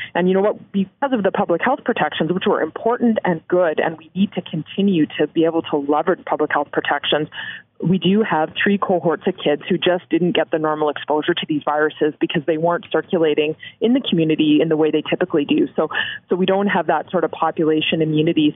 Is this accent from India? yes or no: no; Canada; as a Canadian